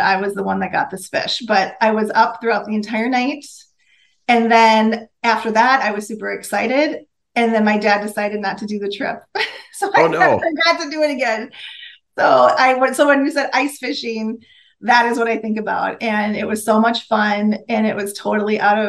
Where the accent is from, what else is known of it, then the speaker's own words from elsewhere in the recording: northern Minnesota, United States; I grew up in Minnesota, in northern Minnesota